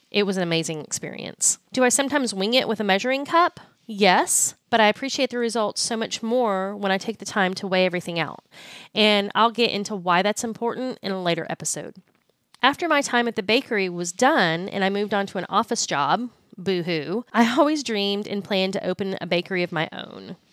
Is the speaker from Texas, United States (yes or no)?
yes; Austin, Texas, United States; now in Fort Worth, United States; I'm originally from Austin, Texas